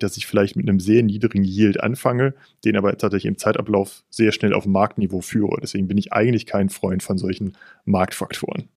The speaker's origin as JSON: {"language": "German", "town": "Cologne", "region": "North Rhine-Westphalia", "country": "Germany", "tie": "born or raised there", "said": "Ich bin vierzig Jahre alt, gebürtiger Kölner"}